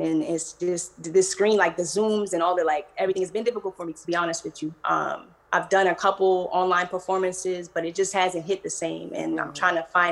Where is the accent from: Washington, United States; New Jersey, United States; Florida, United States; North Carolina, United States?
New Jersey, United States; also born or lived in Philadelphia; now in California, United States; I actually live out in California now, but I'm from New Jersey